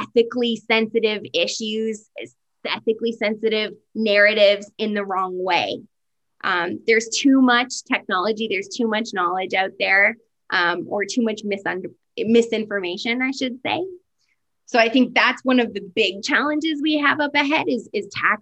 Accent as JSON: {"language": "English", "country": "Canada", "said": "we can say that we're Canadian"}